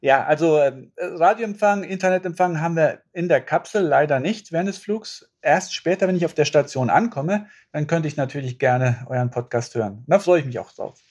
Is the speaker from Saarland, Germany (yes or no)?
yes; Saarland, Germany; ich bin ja im Saarland groß geworden